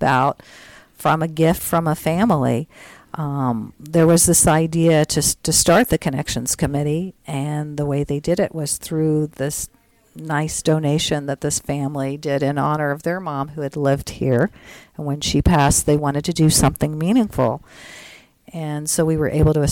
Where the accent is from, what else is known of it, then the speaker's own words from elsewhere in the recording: Tennessee, United States; moved away; also born or lived in Missouri; I'm from Tennessee originally